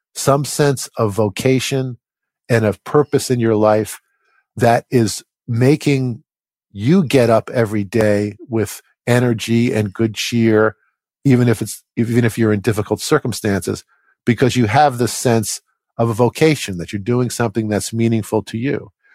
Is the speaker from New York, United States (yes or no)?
yes; New York metropolitan area, United States; I grew up in the New York metropolitan area